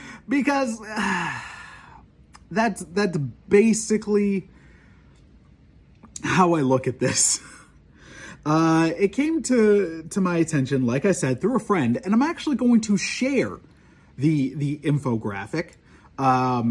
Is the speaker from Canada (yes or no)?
yes; Canada; as a Canadian, as an outsider